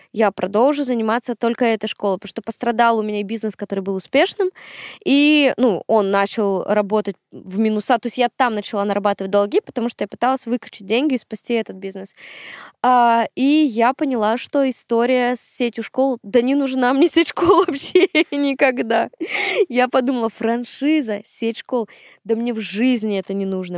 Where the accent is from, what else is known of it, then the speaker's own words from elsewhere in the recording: Syktyvkar, Komi Republic, Russia; moved away as an adult; now in Moscow, Russia; Сыктывкар — мой родной город, в котором я прожила 22 года